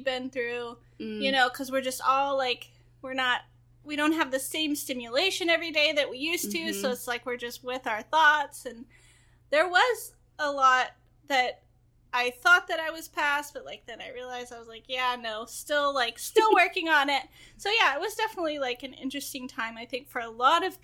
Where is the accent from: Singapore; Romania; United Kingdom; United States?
United States; the South; I'm from the South